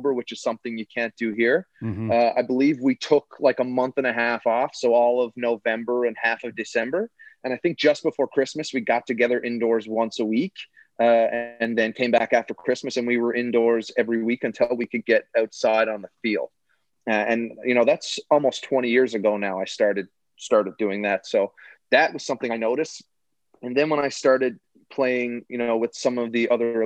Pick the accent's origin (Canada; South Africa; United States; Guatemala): Canada; Mount Pearl, Newfoundland and Labrador; I grew up in Mount Pearl